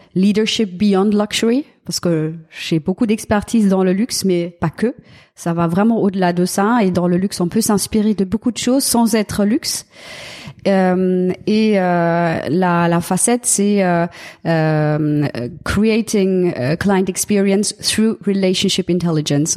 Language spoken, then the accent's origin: French; Germany; French is a second language; moved away; en tant qu'Allemand